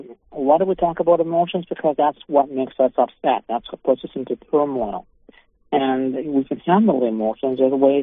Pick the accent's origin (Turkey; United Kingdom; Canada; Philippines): Canada; I'm a Canadian in Canada